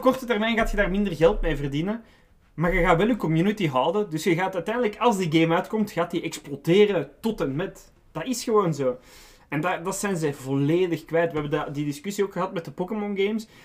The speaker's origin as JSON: {"language": "Dutch", "country": "Belgium", "said": "wij als Belgen"}